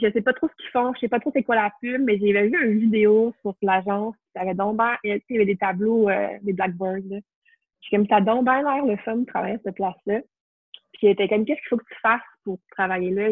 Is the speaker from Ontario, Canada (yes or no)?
no; Montreal, Quebec, Canada; also born or lived in Trois-Rivières / Sherbrooke; j'ai grandi à Montréal